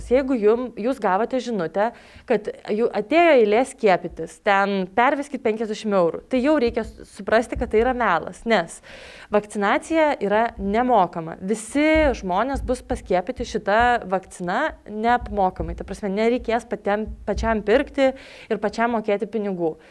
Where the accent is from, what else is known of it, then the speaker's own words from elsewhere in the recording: Lithuania; mes lietuviai esam protingi žmonės.